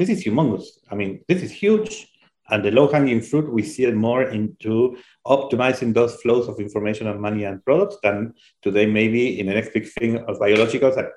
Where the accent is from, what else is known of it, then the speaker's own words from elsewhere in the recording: Argentina; I'm a banker from Argentina